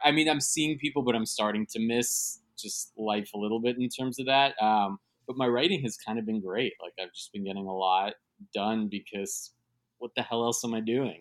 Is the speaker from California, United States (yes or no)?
no; New York City, New York, United States; born and raised in New York City and I live in Midtown